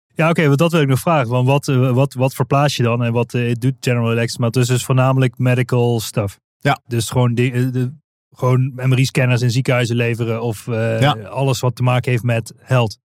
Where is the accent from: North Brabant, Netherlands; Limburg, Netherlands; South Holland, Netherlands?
Limburg, Netherlands; Wij spreken volgens mij dezelfde taal, want we komen allebei uit Limburg